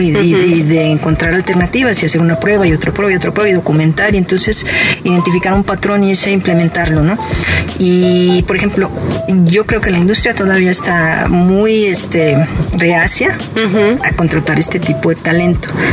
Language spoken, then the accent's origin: Spanish; León, Guanajuato, Mexico; moved away as an adult; also born or lived in Monterrey / San Diego / Manchester; now in Guadalajara, Mexico; Yo nací en la ciudad de León, Guanajuato